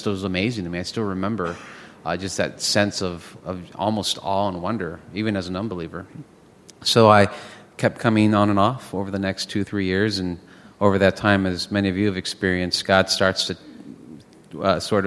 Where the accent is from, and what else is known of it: Los Angeles, California, United States; born or raised there; also born or lived in Lima, Peru